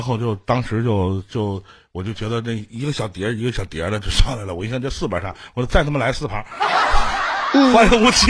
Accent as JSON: {"language": "Chinese", "region": "Northeast China", "country": "China", "said": "那我们东北这边也有一句话"}